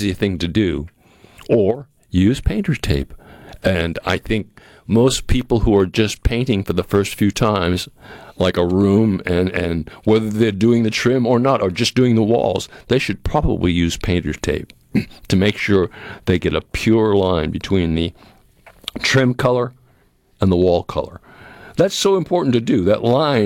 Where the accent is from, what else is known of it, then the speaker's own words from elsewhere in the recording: New England, United States; now in Mississippi, United States; growing up in New England like I did